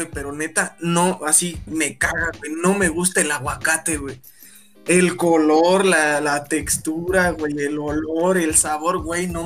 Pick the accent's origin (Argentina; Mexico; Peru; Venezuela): Mexico; Aunque me lichen, aunque me digan que no soy mexicano, porque no me, me vale madres, güey, no me gusta.